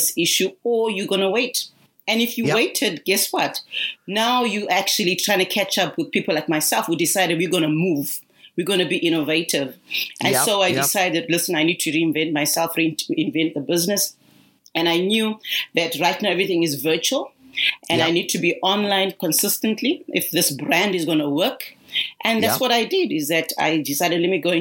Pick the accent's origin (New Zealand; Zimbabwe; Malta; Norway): Zimbabwe; now in Australia; I'm originally from Zimbabwe, though residing in Australia